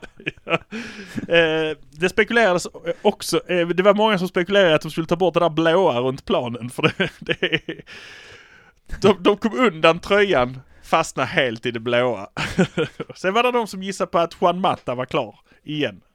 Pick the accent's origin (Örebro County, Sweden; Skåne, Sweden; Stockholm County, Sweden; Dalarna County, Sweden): Skåne, Sweden; Malmö; vi är från Malmö